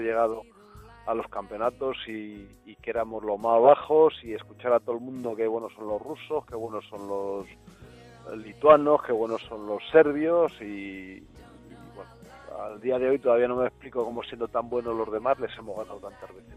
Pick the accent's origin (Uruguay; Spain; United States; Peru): Spain; somos los españoles